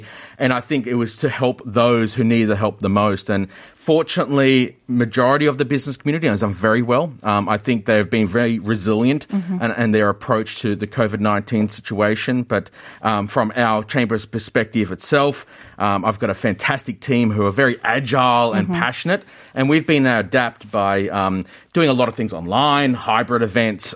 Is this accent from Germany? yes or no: no; Australia; moved away as an adult; now in Korea; growing up in Australia uh, in the 80s and 90s